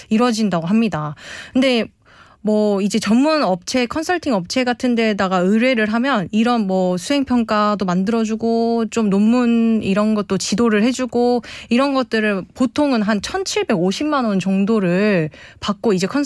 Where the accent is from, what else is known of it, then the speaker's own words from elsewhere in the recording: South Korea; 그래서 저는 뭐뭐 뭐 옛날 제가 이제 그러니까 서울 사람도 아니고